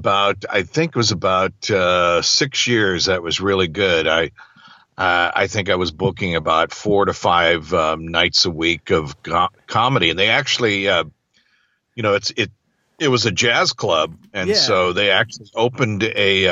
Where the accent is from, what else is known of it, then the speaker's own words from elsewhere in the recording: Lowell, Massachusetts, United States; moved away; I was born in Lowell, Massachusetts